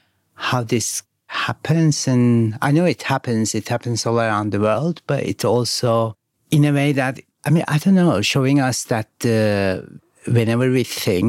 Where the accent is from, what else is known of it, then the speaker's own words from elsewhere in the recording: Izmir, Turkey; I grew up in Izmir, more on the neighbors of the Greece side, like where the islands are, and close to Istanbul.